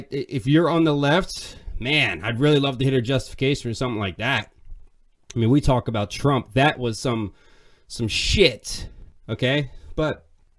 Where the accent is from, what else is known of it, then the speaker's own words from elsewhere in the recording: Pennsylvania, United States; I'm from Pennsylvania